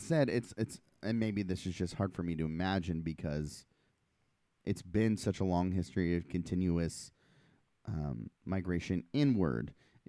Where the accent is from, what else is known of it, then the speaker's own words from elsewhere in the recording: Portland, Oregon, United States; moved away as an adult; now in Vancouver, Washington, United States; I grew up in Portland. I was always downtown Portland skating